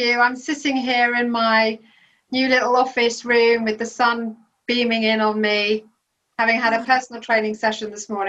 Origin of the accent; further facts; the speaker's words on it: Belgium; I grew up in Belgium, and so we were very much a strong family unit in a country that we had no other family around us.